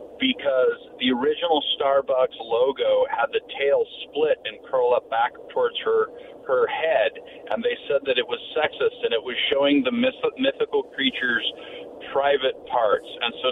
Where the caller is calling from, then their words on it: Wallula, Washington, United States; calling from Wallula.